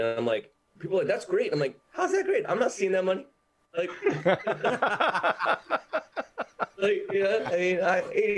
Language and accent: English; United States; born and raised in America